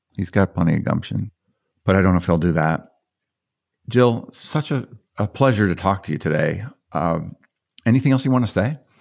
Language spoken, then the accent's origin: English; Boulder, Colorado, United States; I'm from Colorado.